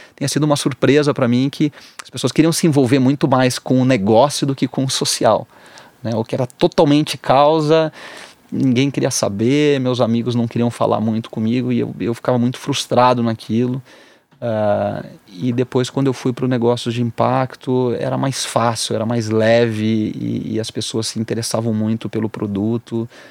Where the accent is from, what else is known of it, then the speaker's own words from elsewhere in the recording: Rio Grande do Sul, Brazil; eu sou gaúcho